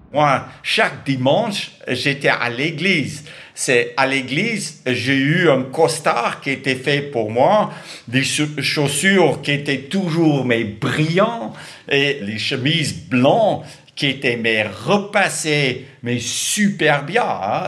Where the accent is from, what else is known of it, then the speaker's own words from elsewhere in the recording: South Africa; Je suis né en Afrique du Sud